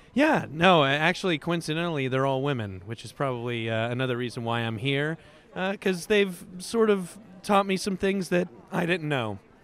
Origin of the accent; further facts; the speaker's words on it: Tennessee, United States; accent: American; moved away as an adult; now in Norway; I'm from Tennessee, the United States